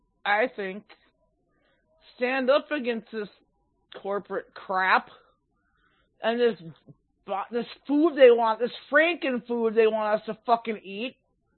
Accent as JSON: {"language": "English", "region": "Minnesota", "country": "United States", "said": "I'm from Minnesota, don't you know?"}